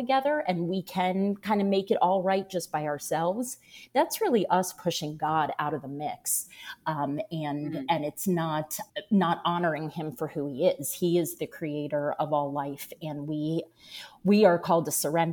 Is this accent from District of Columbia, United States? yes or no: yes; Washington, District of Columbia, United States; moved away as an adult; now in Jacksonville, United States; I now live in Jacksonville, Florida. I grew up in Washington, D.C.